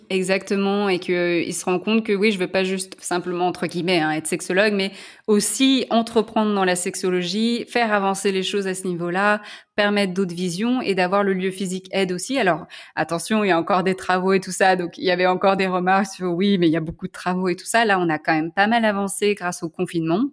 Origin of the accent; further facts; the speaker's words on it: Lyon, Auvergne-Rhône-Alpes, France; moved away; je suis lyonnaise